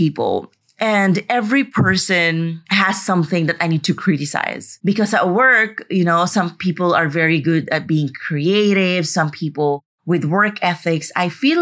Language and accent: English; Philippines; moved away; also born or lived in Madrid, Spain; I'm finally in the Philippines